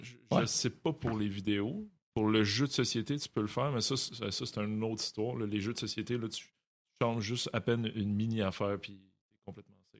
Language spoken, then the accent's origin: French; Montreal, Quebec, Canada; à Saint-Léonard, j'ai grandi là-dedans